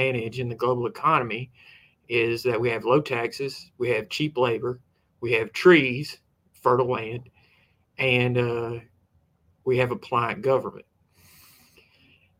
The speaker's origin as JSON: {"language": "English", "region": "Alabama", "country": "United States"}